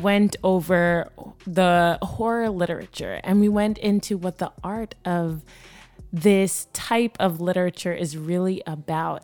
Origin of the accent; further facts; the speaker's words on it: Jamaica; moved away; I grew up in Jamaica